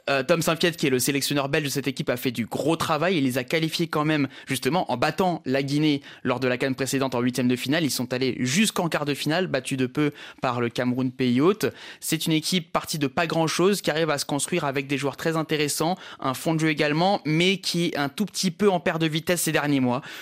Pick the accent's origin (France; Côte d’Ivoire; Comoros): Comoros; parce que je suis comorien, mais je suis aussi guinéen évidemment